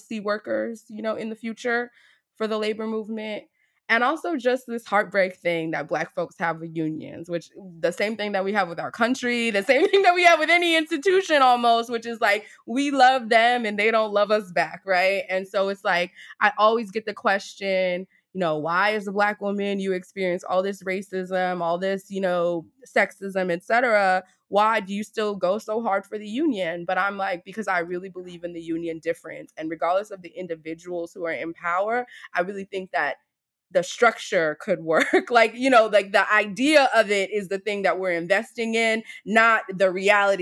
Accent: New York, United States; I'm from New York

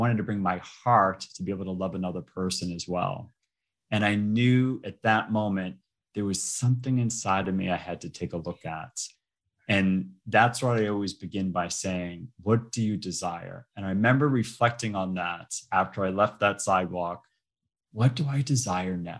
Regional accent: Boston, Massachusetts, United States; I'm originally from Boston. I was born and raised in Boston

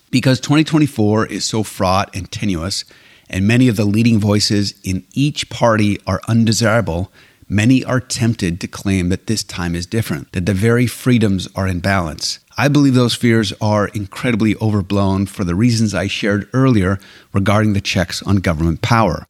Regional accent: Alberta, Canada; now in United States; I was blessed to have been born and raised in Canada

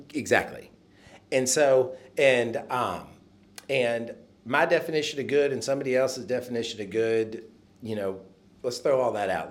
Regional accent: Nashville, Tennessee, United States; I am from Nashville

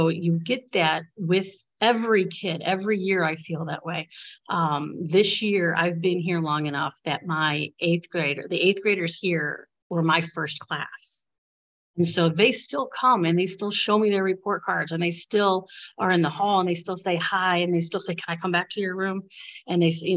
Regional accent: Bradley, Illinois, United States; I grew up in Bradley, which is a really, it's a small district

